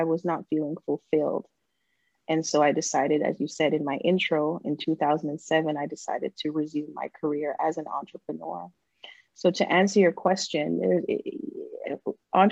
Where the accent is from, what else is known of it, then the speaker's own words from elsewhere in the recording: Jamaica; moved away; as I was growing up in Jamaica